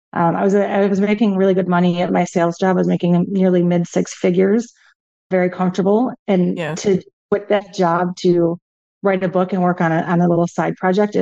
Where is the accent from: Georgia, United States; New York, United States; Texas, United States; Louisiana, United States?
New York, United States; Buffalo; moved away as an adult; also born or lived in Hawaii; now in St. Petersburg, United States; I've been here for about 13 years, originally from Buffalo